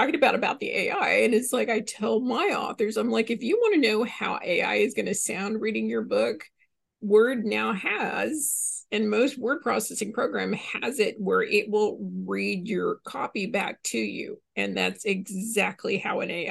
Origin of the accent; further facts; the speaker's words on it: Southern, United States; accent: Southern; my Southern accent